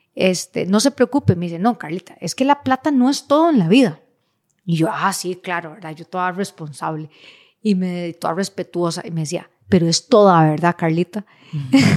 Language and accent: Spanish; Costa Rica; como buenos ticos